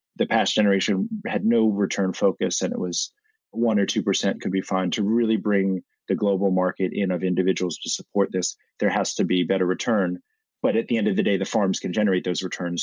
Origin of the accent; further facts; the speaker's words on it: Washington, District of Columbia, United States; I grew up in Washington, D.C one generation off the farm like many